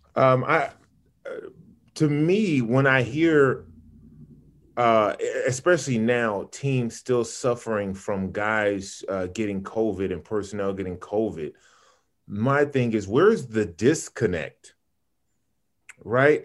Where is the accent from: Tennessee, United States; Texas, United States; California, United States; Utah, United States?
California, United States; Sacramento; also born or lived in Chicago / Birmingham, Alabama / Los Angeles / Inglewood; I grew up in Sacramento